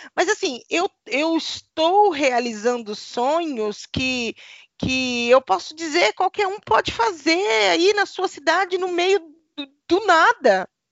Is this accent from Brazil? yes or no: yes; Paraná, Brazil; eu sou aqui do Paraná